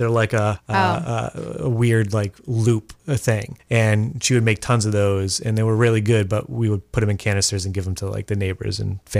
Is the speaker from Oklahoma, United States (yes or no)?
no; Massachusetts, United States; moved away; I'm from Mass originally.